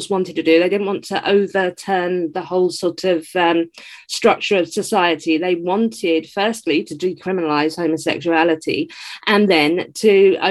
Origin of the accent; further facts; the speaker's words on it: England, United Kingdom; I'm British